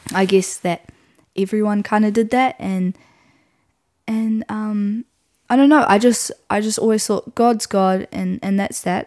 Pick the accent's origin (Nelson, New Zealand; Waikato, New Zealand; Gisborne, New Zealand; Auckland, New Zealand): Nelson, New Zealand; I grew up in Nelson, um, which is where I still am